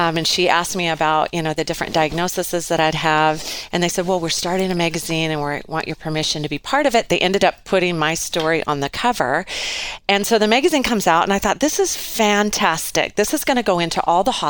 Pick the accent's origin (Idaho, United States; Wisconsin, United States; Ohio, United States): Idaho, United States; Lewiston; moved away as an adult; now in Coeur d'Alene, United States; I grew up in Lewiston, and I lived there till I was about 20.